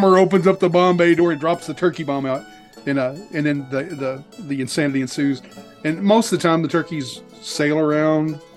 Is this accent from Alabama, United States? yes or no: no; North Arkansas, United States; I did grow up in North Arkansas